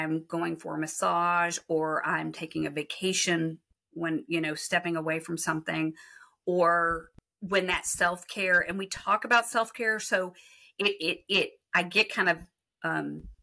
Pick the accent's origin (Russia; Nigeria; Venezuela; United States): United States; Texas; So I'm from Texas